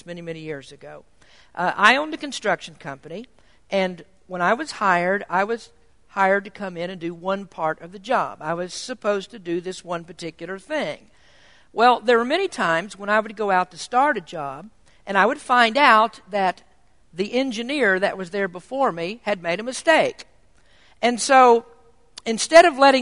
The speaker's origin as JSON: {"language": "English", "country": "United States", "said": "as Americans living in a kingdom"}